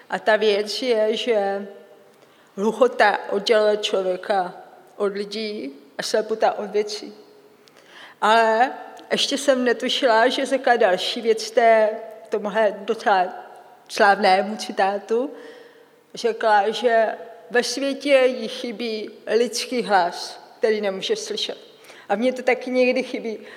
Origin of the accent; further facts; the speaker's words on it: Czechia; Představte si, i v Čechách potřebuju českému videu české titulky, protože jsem Čech.